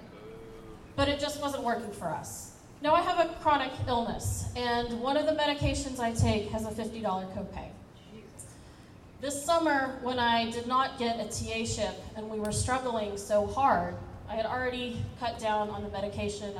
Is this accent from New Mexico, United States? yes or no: no; Kentucky, United States; moved away as an adult; now in Santa Barbara, United States; I'm from Kentucky, and we moved here in 2017